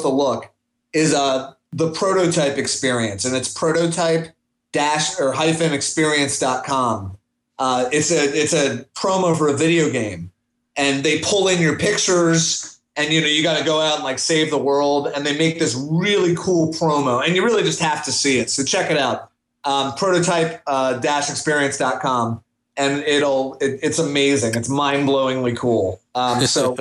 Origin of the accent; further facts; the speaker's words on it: Washington, District of Columbia, United States; moved away; I'm from Washington, D.C. originally